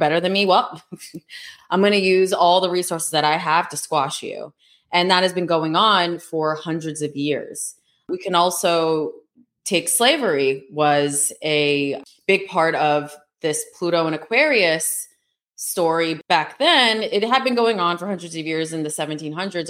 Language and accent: English; United States; also born or lived in New York City; Americans that grew up here and born here